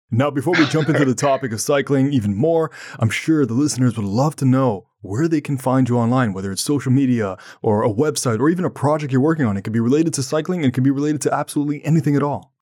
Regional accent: Ottawa, Ontario, Canada; I'm from Ottawa, Ontario, Canada, and sometimes we get snow

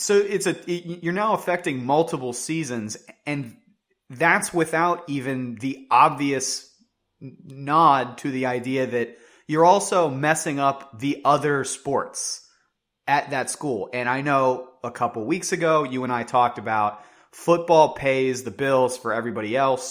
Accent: West Virginia, United States; I grew up in West Virginia

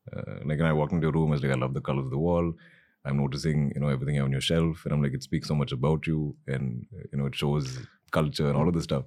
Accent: Malayali, Kerala, India

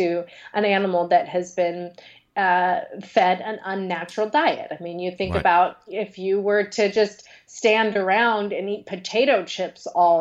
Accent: Western Washington, United States; now in California, United States; where I grew up in Western Washington

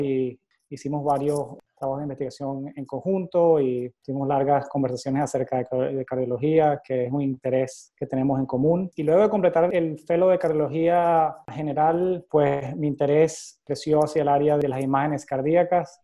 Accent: Valencia, Carabobo, Venezuela; moved away as an adult; also born or lived in Cleveland, United States; now in Boston, United States; soy venezolano, nací en la ciudad de Valencia

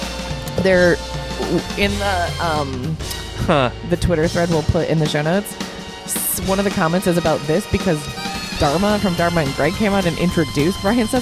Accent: near Ithaca, New York, United States; growing up near Ithaca.

